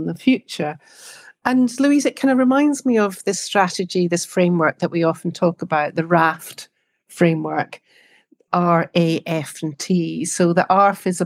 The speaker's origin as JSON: {"language": "English", "region": "Scotland", "country": "United Kingdom", "said": "for me, being Scottish, the marking of a new year is really important"}